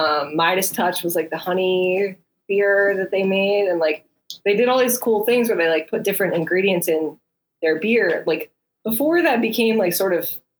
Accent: Eastern Shore of Maryland, United States; accent: Baltimore; also born or lived in Baltimore / Westchester; now in Pittsburgh, United States; I grew up on the Eastern Shore, actually super close to Dogfish Head.

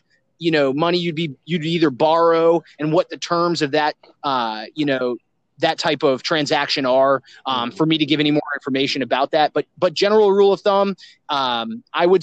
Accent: South Florida, United States; I'm a local Floridian born and raised in South Florida

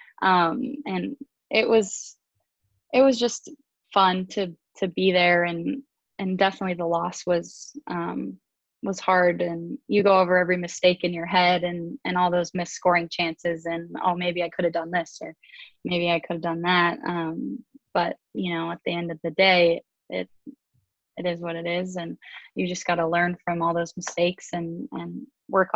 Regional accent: Texas, United States; I'm from Texas, so I'm a big country fan

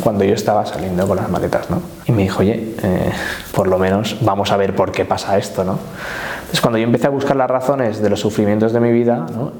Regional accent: Valencian Community, Spain; moved away as an adult; now in Valencia, Spain; nací aquí en Valencia, aunque mis padres son de un pueblo del sur de la provincia que se llama El que es un, puesto, un pueblo así costero, con, con mucho turismo, donde hay mucha fiesta en verano se ha sido un poco el lugar donde yo me he criado

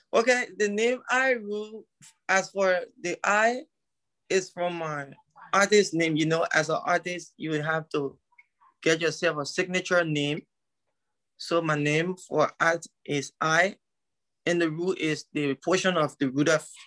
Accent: Liberia; I told him I was from Liberia

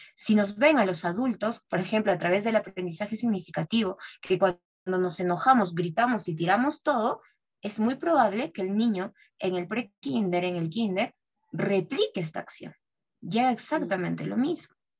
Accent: Peru; soy peruana

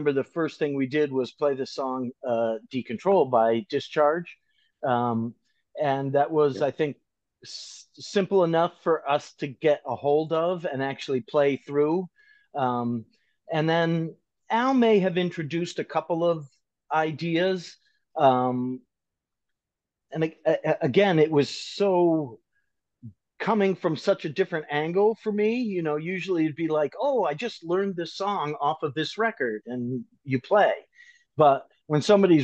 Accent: Wellesley, Massachusetts, United States; I had been trying to venture out of my hometown. I was 16 at the time

